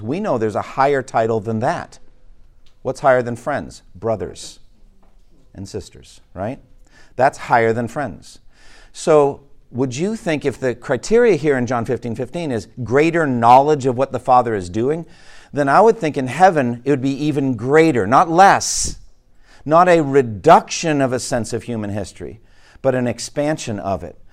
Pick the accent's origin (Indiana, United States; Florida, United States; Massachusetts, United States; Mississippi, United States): Massachusetts, United States; Boston; Boston, Massachusetts, my hometown